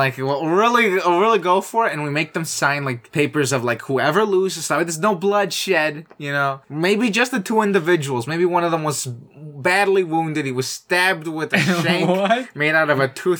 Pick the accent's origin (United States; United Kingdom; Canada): Canada; I'm Canadian.